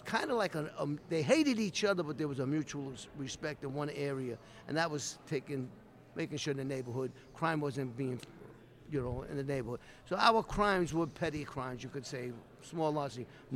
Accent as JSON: {"language": "English", "town": "New York City", "region": "New York", "country": "United States", "tie": "born or raised there", "said": "growing up, I grew up in Brooklyn, New York"}